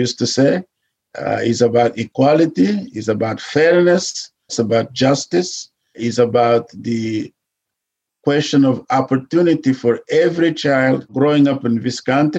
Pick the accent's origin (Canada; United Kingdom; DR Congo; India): DR Congo; now in United States; Well, I'm from the Congo. I grew up in the Congo when he started fighting for independence.